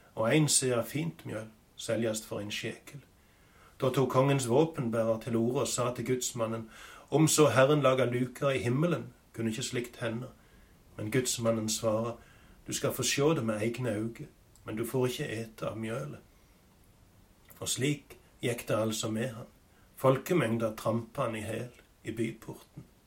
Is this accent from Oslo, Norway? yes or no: no; Sokndal, Rogaland, Norway; hjemme på Vatland i Sokndal, på gården der jeg har vokst opp